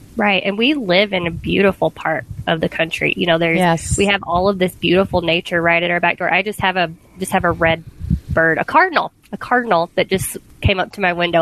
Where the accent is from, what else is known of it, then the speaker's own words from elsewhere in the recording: the South, United States; moved away; I grew up in the South where, you know, sweet tea was the thing